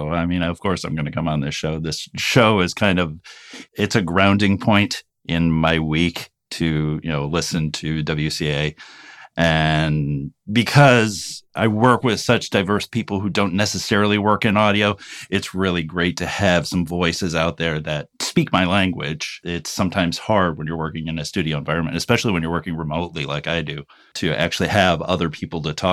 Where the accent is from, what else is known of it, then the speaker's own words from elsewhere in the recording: New York, United States; also born or lived in Urbana, Illinois; So so I was born in Urbana, Illinois. We moved from there to Rome, New York. I've lived all over New York. I lived in Rome, Madison, usually little small towns